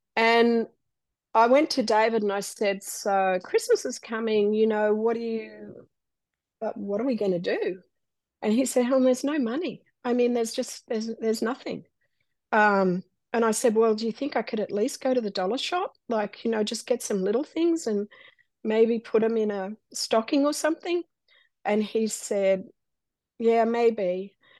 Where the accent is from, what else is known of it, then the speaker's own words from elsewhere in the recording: Australia; moved away as an adult; now in United States; we are a little Australian family uh, growing up in Australia and disaster happens and a door opens for us to come to America